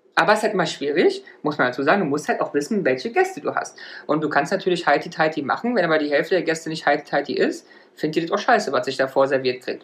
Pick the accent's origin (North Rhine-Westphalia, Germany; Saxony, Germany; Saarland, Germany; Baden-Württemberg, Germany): Saarland, Germany; moved away; wir sagen bei uns im Saarland gestanden